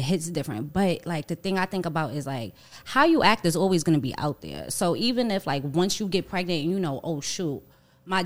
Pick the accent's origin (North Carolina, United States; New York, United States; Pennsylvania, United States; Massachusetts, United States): New York, United States; New York City; I am a girl from Harlem